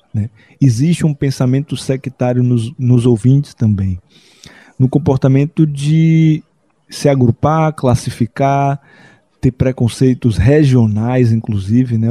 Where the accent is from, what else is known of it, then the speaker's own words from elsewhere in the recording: Salvador, Bahia, Brazil; Eu sou nascido em Salvador, Bahia, um outro berço cultural brasileiro